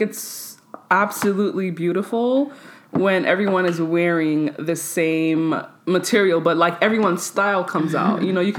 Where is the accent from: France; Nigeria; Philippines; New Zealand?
Nigeria; because I'm Nigerian.